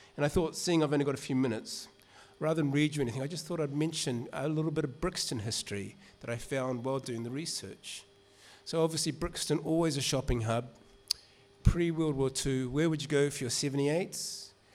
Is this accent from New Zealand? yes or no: yes; New Zealand; moved away; my accent gives it away. I grew up in New Zealand